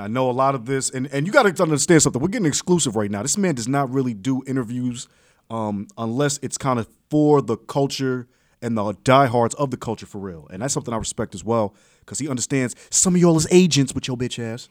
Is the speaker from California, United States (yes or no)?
no; New York, United States; I'm from New York.